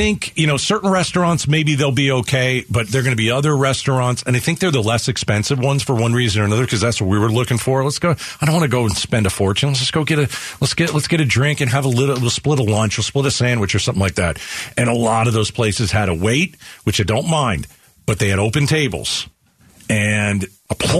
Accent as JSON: {"language": "English", "country": "United States", "moved": "yes", "lives_now": "Phoenix, United States", "said": "I'm from the New York, New Jersey area"}